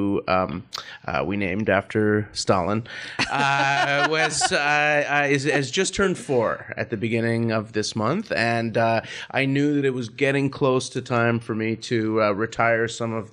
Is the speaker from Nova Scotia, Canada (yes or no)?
no; Vancouver, British Columbia, Canada; I'm from Vancouver and my wife's from Toronto